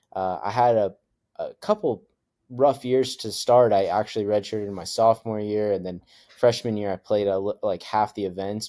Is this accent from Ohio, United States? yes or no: no; Idaho, United States; growing up in Idaho and, and going through all of that. So uh, we moved there when I was little